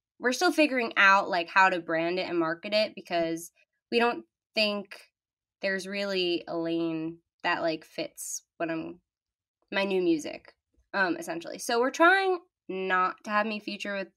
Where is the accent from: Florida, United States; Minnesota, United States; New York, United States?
New York, United States; Long Island; I'm 17 and I'm from Long Island